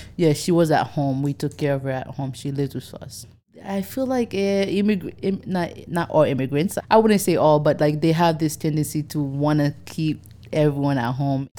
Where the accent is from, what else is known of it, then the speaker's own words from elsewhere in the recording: Haiti; now in United States; I am from Haiti